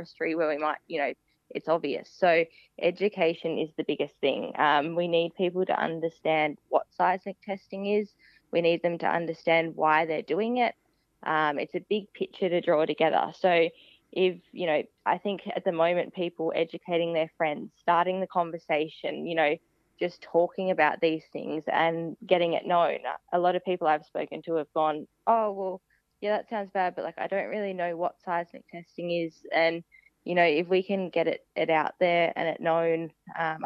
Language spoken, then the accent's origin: English; Tasmania, Australia; I grew up in Tasmania